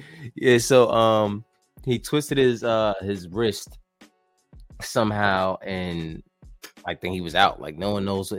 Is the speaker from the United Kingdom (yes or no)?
no; Canada; Being Canadian is a headache, bro.